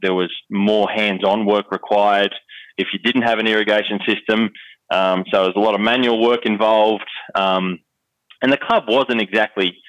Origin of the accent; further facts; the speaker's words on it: Wentworth Falls, New South Wales, Australia; I grew up in the Blue Mountains, west of Sydney